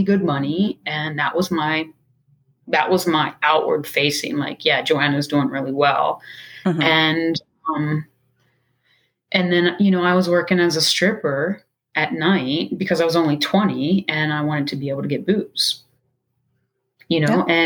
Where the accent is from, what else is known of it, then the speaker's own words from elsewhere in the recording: Baltimore, Maryland, United States; I'm from Baltimore, Maryland.